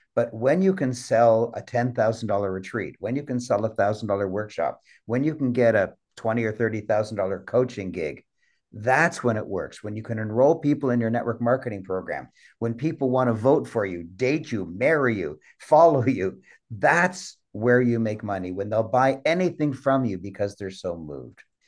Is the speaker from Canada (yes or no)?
yes; Canada; I'm a Canadian